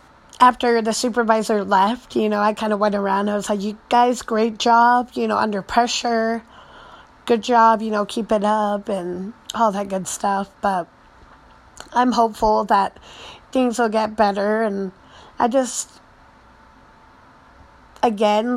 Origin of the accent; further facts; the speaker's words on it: United States; growing up in a Tongan family, but American raised